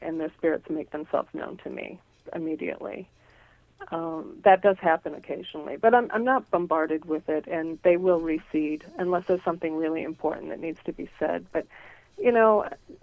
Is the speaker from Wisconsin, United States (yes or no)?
no; Nebraska, United States; when I was a little girl. Mm-hmm. Growing up in Nebraska.